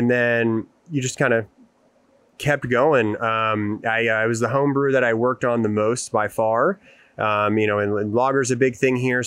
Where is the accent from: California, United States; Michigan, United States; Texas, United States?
Texas, United States; Houston; I grew up in the Houston area